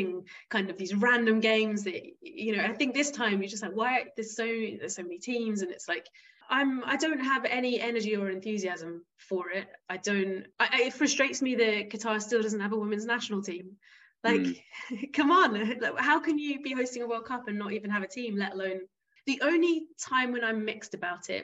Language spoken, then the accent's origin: English; Isle of Wight, South East England, United Kingdom; moved away as an adult; also born or lived in Rwanda / Senegal / Tanzania / the Caribbean; I grew up on the Isle of Wight